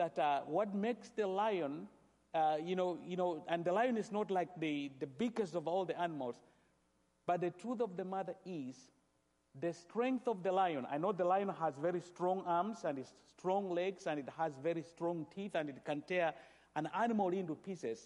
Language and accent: English; Kenya; I come from Kenya